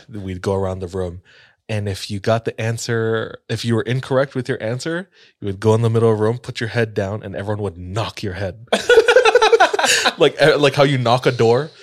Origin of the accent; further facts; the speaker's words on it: Hawaii, United States; moved away; I grew up in Hawaii